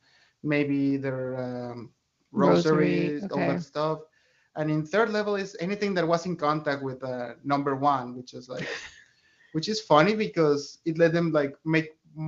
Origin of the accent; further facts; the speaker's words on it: Mexico City, Mexico; I grew up in Mexico City, where we have like a huge Catholic tradition